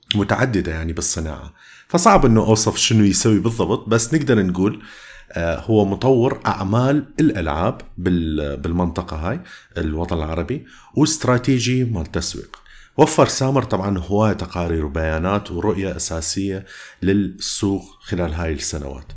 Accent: Iraq; accent: Iraqi mixed with Jordanian; راح تسمع لهجة عراقية وميكس ويا الأردني وكذا

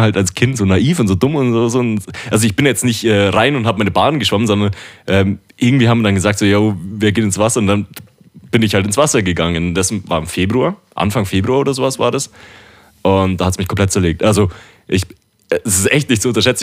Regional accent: Dachau, Bavaria, Germany; bei uns in Dachau am Weiher

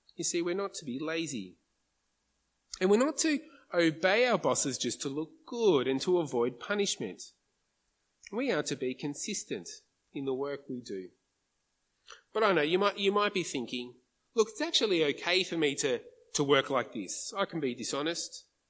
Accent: Australia; as an Aussie

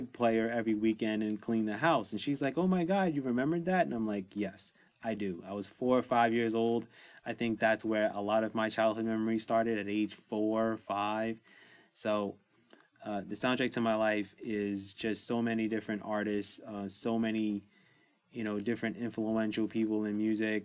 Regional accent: New York City, New York, United States; I grew up in New York City

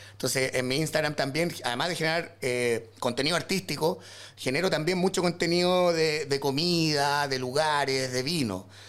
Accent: San Vicente de Tagua Tagua, O'Higgins, Chile; moved away as an adult; now in Santiago, Chile; soy de San Vicente de Tahuatahua.

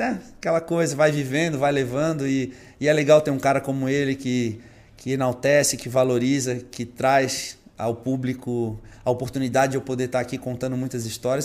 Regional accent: Brazil; Nós, como brasileiros

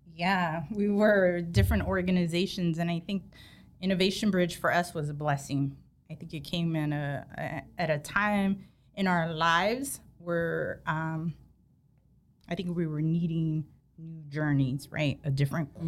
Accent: Sacramento, California, United States; I'm born and raised in Sac

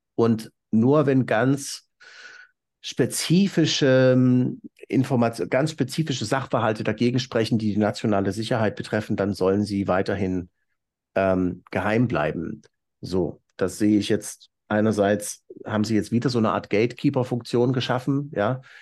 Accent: East Germany, Germany; als Ossi, der die deutsche Wiedervereinigung bewusst miterlebt hat

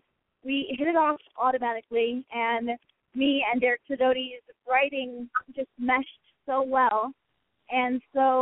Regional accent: Murrieta, California, United States; moved away; I am originally from Marietta, California.

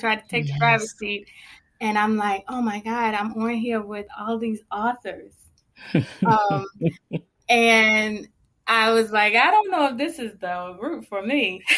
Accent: Baltimore, Maryland, United States; also born or lived in Charlotte area; now in Charlotte, United States; I'm originally from Baltimore, Maryland. I'm currently residing in the Charlotte area

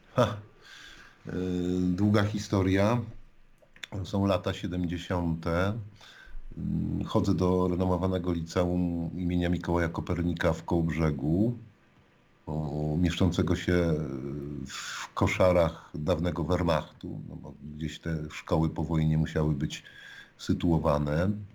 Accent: Świelubie, West Pomeranian Voivodeship, Poland; now in Lublin, Poland; urodziłem się w domu rodzinnym

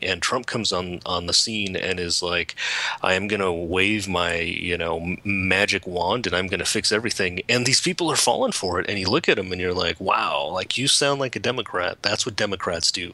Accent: California, United States; I was born in California

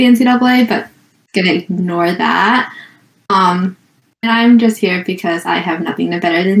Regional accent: Ontario, Canada; I'm from Ontario, Canada.

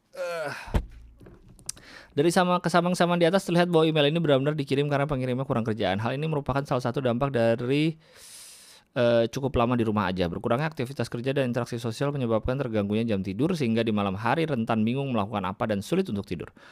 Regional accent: Jakarta, Indonesia; also born or lived in Bandung; gua lama lahir besar di Jakarta, kuliah

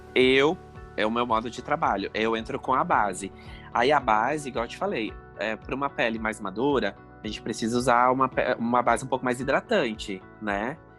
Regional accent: Capitão Leônidas Marques, Paraná, Brazil; also born or lived in Cascavel, Paraná; eu nasci em Capitão Leone das Marques. É no Paraná.

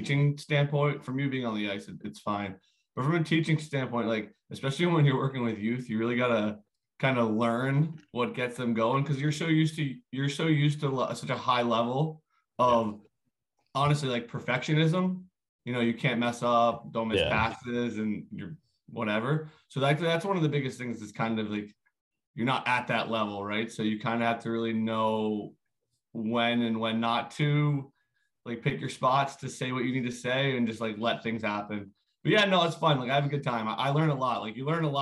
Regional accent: Ambler, Pennsylvania, United States; moved away; I grew up right outside of Philadelphia.

